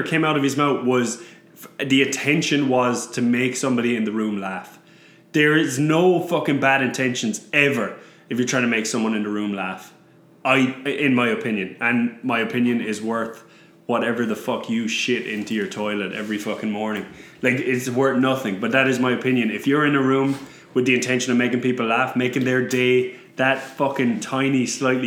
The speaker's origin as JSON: {"language": "English", "town": "Newcastle West", "region": "Munster", "country": "Ireland", "tie": "born or raised there", "moved": "yes", "said": "my hometown, Newcastle West"}